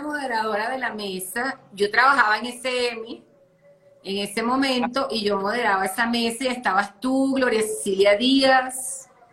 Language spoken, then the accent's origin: Spanish; Caracas, Capital District, Venezuela; moved away as an adult; now in Colombia; yo soy caraqueña, yo crecí prácticamente cerca, del pues, en el mar